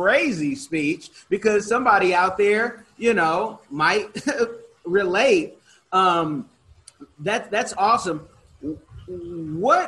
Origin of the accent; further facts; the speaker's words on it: United States; I'm an American